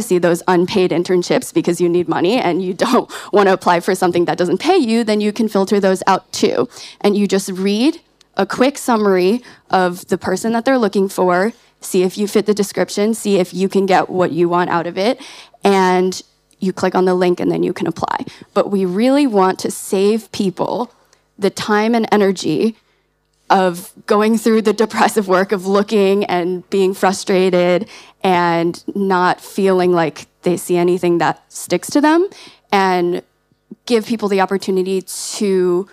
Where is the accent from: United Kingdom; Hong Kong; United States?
United States; We're from the States